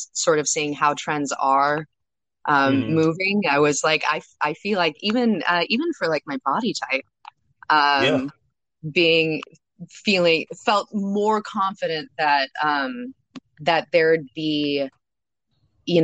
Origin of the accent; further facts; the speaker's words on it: Baltimore, Maryland, United States; I am from Baltimore, but actually moving really, really soon. So I'll be based out of LA coming up.